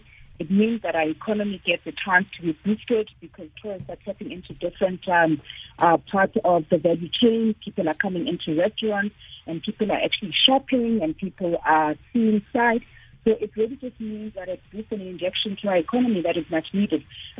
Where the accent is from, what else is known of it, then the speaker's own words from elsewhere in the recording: South Africa; as the South African people.